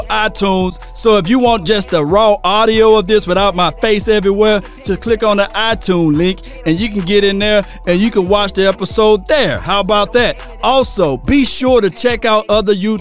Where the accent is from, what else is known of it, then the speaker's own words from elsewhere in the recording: Natchez, Mississippi, United States; Natchez, Mississippi. That's my hometown